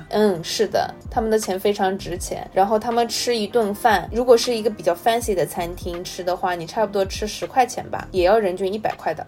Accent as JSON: {"language": "Chinese", "country": "China", "said": "跟我们中国的气候其实是差不多持平的"}